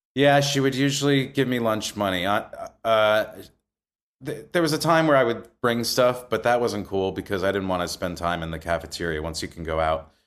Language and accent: English; Maywood, New Jersey, United States; also born or lived in Wayne, New Jersey; I grew up in a really small town called Maywood, which bordered Hackensack